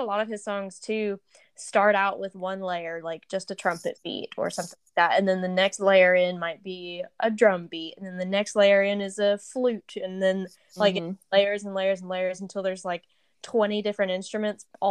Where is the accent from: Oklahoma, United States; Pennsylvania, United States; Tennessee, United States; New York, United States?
Tennessee, United States; we're both from Tennessee.